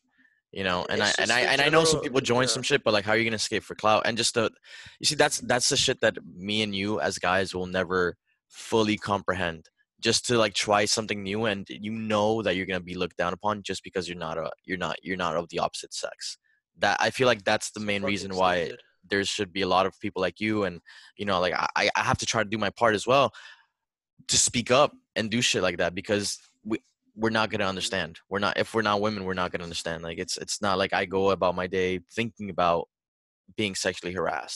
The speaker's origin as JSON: {"language": "English", "town": "Miami", "region": "Florida", "country": "United States", "said": "I'm from Miami"}